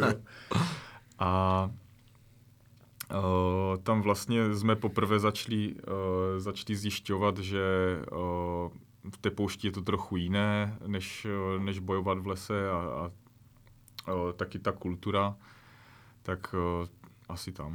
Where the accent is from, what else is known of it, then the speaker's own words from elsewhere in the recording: Ostrava region, Moravian-Silesian Region, Czechia; also born or lived in Corsica; tam ještě u nás na Ostravsku